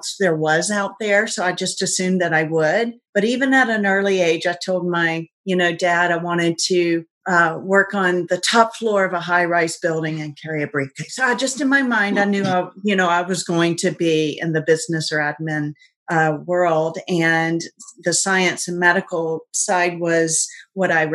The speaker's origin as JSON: {"language": "English", "town": "Atlanta", "region": "Georgia", "country": "United States", "said": "I'm from Atlanta, Georgia"}